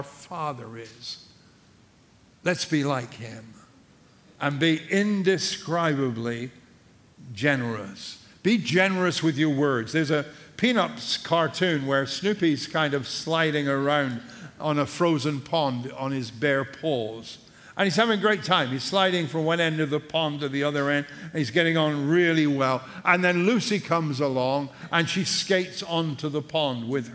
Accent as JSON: {"language": "English", "region": "England", "country": "United Kingdom", "tie": "born or raised there", "moved": "yes", "lives_now": "United States", "said": "as an Englishman by birth"}